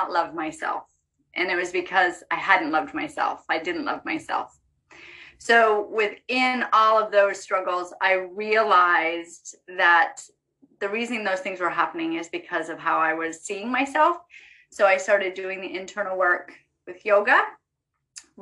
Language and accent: English; Vermont, United States; I grew up in Vermont.